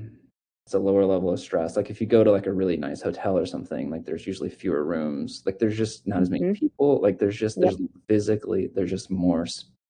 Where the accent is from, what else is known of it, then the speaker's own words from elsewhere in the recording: Missouri, United States; I grew up in Missouri, very poor, like literally grew up in a trailer